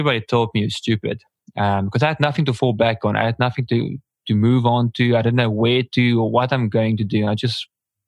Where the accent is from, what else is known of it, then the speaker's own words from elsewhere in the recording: Port Elizabeth, Eastern Cape, South Africa; I'm from South Africa, here in a small town called Port Elizabeth